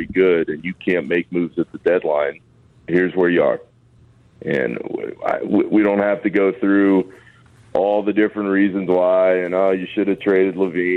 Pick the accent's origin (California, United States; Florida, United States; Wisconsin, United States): Florida, United States; Orlando; Orlando, of all places, my hometown